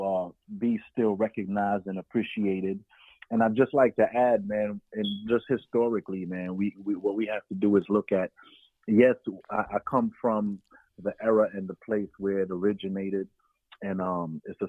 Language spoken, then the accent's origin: English; New York City, New York, United States; So I grew up in Flatbush, Brooklyn